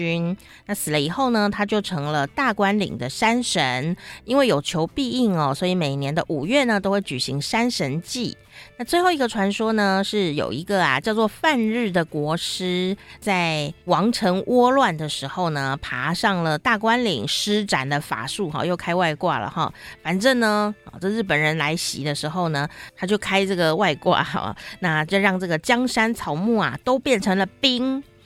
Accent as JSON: {"language": "Chinese", "country": "Taiwan", "said": "我们台湾"}